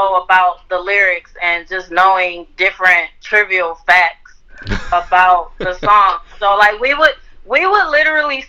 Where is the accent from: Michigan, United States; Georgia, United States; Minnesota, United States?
Michigan, United States; Detroit; now in Los Angeles, United States; we grew up in Detroit